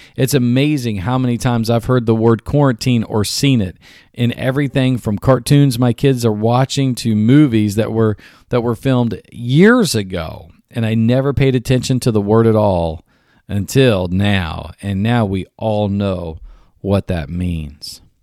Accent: United States; I was American and I was from, quote, unquote, God's country

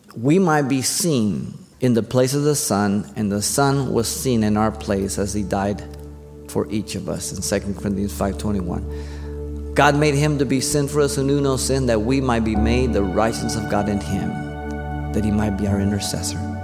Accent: Mexico City, Mexico; now in United States; I was born in Mexico City, but I'm an American.

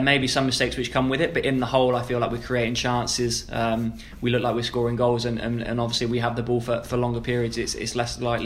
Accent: Maidenhead, South East England, United Kingdom; moved away; growing up in Maidenhead

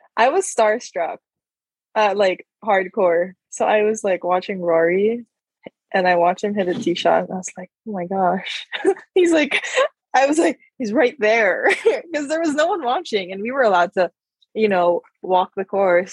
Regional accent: Philippines; growing up in the Philippines

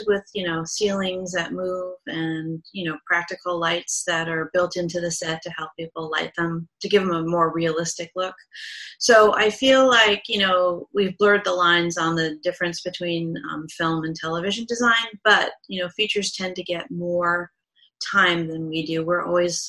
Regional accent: Southern California, United States; I grew up in Southern California

